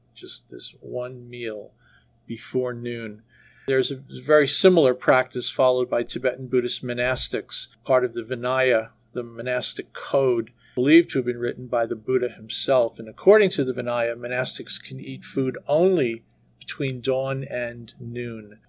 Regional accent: New York City, New York, United States; moved away; I was born and raised in New York City, went to school there, went to college there, and worked there for years

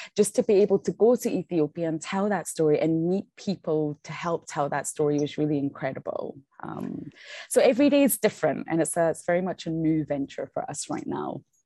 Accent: Scotland, United Kingdom; now in South Africa; I'm from Scotland

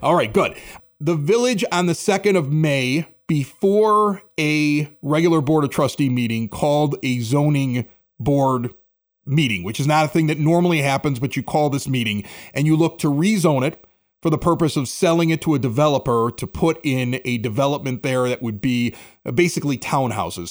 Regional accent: Chicago, Illinois, United States; also born or lived in West Coast / East Coast; I've lived here in, in Chicago, I grew up on the South Side

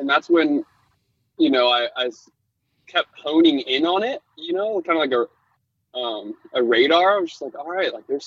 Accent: Laguna Beach, California, United States; growing up in Laguna Beach

